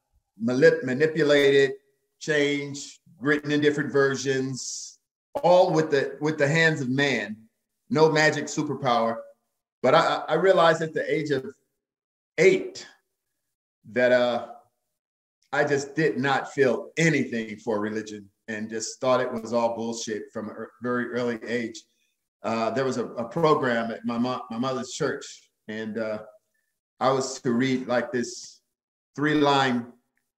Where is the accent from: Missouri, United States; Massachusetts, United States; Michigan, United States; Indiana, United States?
Missouri, United States; St. Louis; in my hometown of St. Louis, Missouri